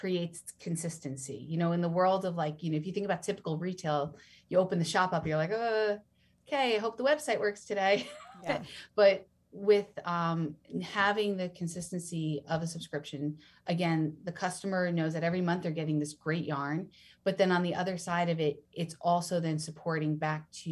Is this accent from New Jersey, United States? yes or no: yes; New Jersey, United States; moved away; I'm from New Jersey originally